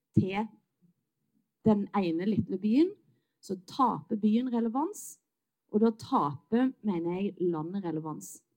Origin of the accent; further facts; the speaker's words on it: Western Norway, Norway; Jeg er vestlending